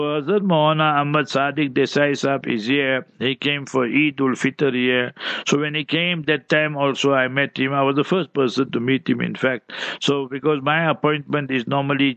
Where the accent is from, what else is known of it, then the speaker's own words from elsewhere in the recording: South Africa; we in South Africa